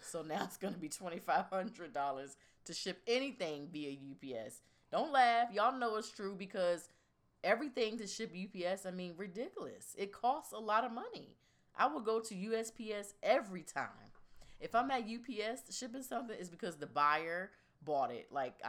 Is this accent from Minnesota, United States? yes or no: no; Virginia Beach, Virginia, United States; we're from Virginia Beach